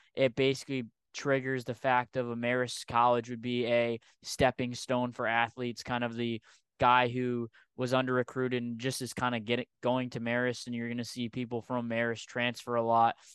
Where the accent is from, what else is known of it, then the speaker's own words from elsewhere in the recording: Rhode Island, United States; I'm from Rhode Island